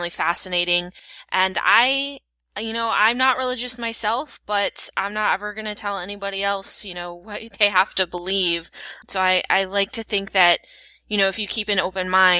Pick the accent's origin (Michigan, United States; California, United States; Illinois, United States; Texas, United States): Michigan, United States; West; I'm from West Michigan, which is one of the most conservative Christian places in America